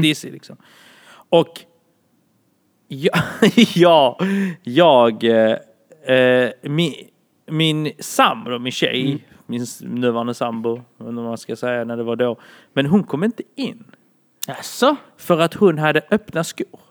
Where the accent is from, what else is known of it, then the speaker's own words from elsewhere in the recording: Malmö, Skåne, Sweden; jag är från Malmö men är ursprungligen från Bålda.